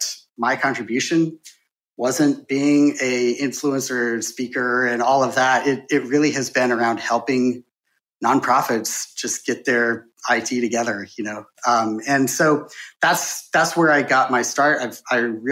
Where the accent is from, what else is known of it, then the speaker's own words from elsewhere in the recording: Bozeman, Montana, United States; moved away as an adult; also born or lived in San Francisco; I'm from Montana, and so, like, born, raised in Bozeman, Montana, and I couldn't wait to get out, and now I'm back.